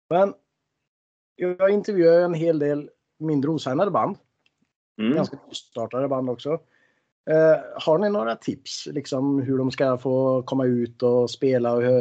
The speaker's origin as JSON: {"language": "Swedish", "country": "Norway", "moved": "yes", "said": "jag är ju från Norge vet du, så jag åker ju dit rätt som det är."}